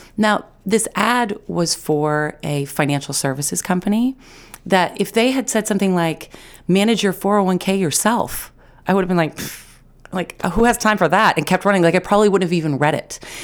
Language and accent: English; Mid Coast Maine, United States; moved away as an adult; I was away from the Mid Coast for fifteen years. I was out of Maine for eight of those years